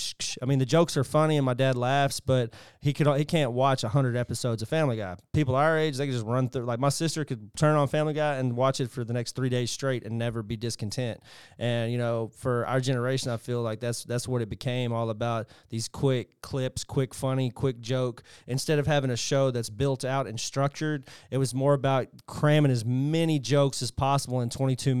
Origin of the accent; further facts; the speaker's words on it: England, United Kingdom; There's not a lot of those television because, growing up in England.